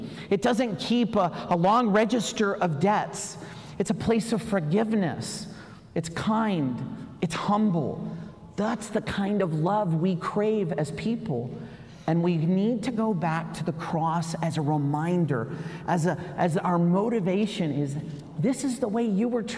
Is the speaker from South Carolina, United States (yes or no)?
yes; South Carolina, United States; I came from South Carolina